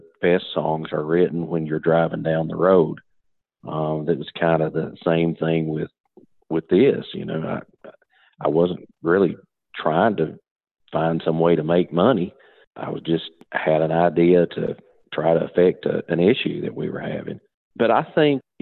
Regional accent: Perry County, Kentucky, United States; moved away as an adult; now in Laurel County, Kentucky, United States; growing up in Perry County, went to my first 3 years of high school. I went to Knott County Central, and then I graduated from MC Napier High School in 1988

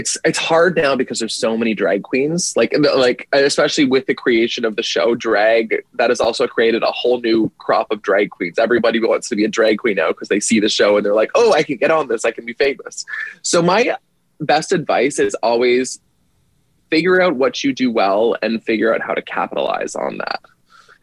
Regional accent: Canada; moved away as an adult; now in United States; living in the States, being Canadian

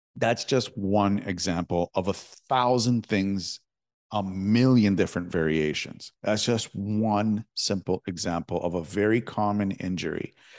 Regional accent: Toronto, Ontario, Canada; I'm from Toronto

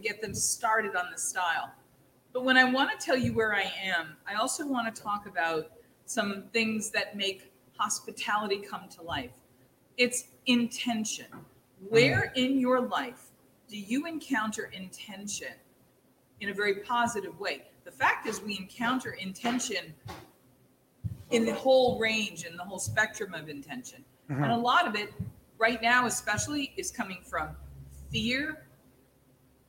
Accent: Boston, Massachusetts, United States; I'm originally from Boston

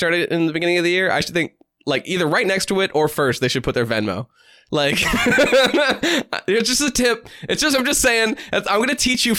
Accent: New Hampshire, United States; I'm from New Hampshire

